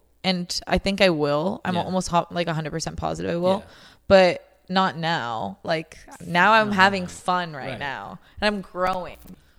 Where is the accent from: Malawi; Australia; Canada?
Canada; I'm from Canada